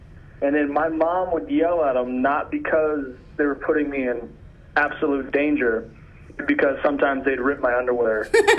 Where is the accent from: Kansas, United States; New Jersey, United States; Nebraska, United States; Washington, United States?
Nebraska, United States; Omaha; also born or lived in Colorado; Well, born and raised in Omaha, Nebraska.